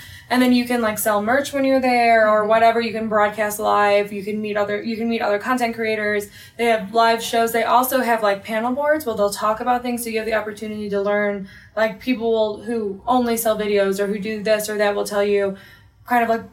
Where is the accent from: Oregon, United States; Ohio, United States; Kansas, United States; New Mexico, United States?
Ohio, United States; moved away; It's my hometown.